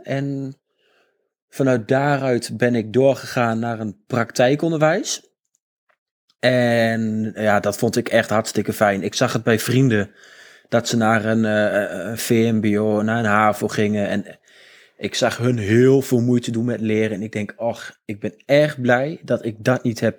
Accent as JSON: {"language": "Dutch", "town": "Almelo", "region": "Overijssel", "country": "Netherlands", "tie": "born or raised there", "said": "ik ben opgegroeid in Almelo"}